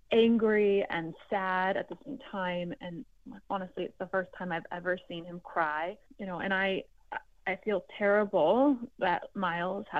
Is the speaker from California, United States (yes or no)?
yes; Bay Area, California, United States; I was born here in the Bay Area